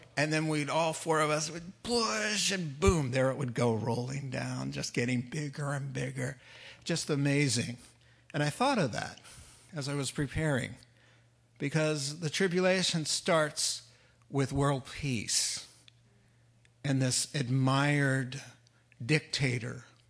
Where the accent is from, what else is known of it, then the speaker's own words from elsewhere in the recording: New England, United States; when I was a kid growing up in New England